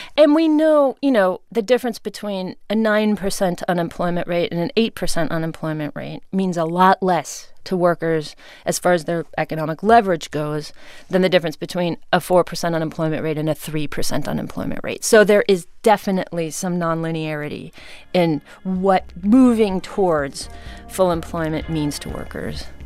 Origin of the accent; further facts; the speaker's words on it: Ames, Iowa, United States; my hometown